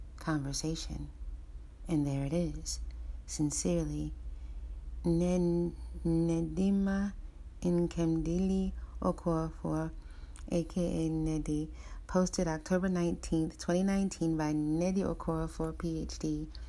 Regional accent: United States; I'm American. I was born in America, an American African

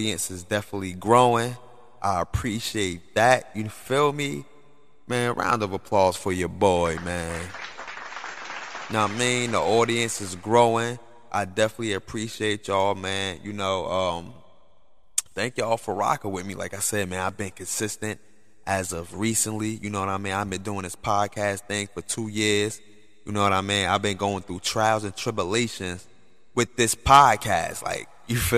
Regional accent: Newark, New Jersey, United States; my hometown, Newark

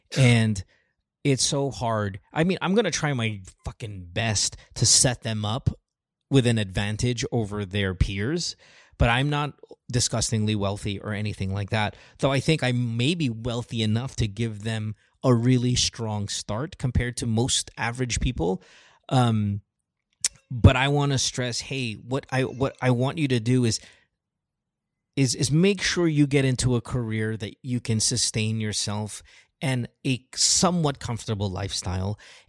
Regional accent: Philippines; There's all that bullshit when you were kind of growing up in the Philippines.

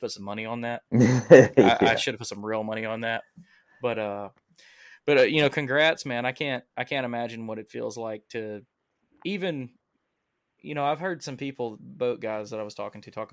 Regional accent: Alabama, United States; I'm from Alabama.

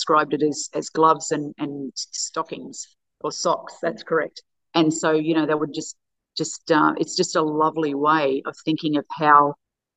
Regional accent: Australia; as an Australian

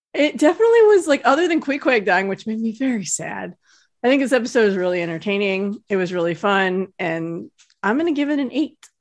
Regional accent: South Lake Tahoe, California, United States; moved away; I grew up in Lake Tahoe

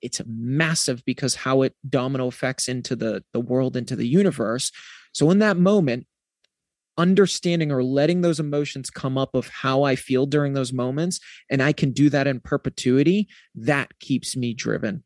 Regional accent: New England, United States; I'm from New England

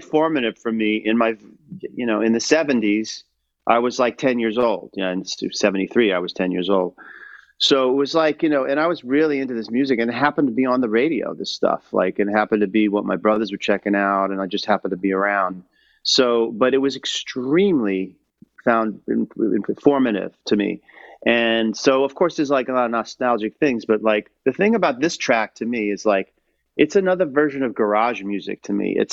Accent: New York City, New York, United States; as a kid too, growing up in New York City was in the '70s

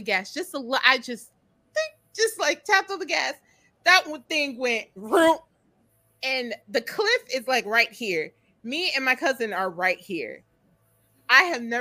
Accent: Chicago, Illinois, United States; I'm from Chicago

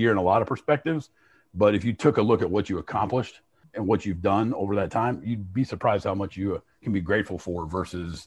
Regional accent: Fort Recovery, Ohio, United States; I was born in Fort Recovery.

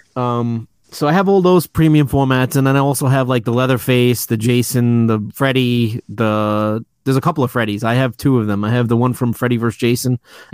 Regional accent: New York City, New York, United States; moved away as an adult; now in Long Island, United States; I grew up in Queens. I was raised there until about six years ago when I moved out to Long Island

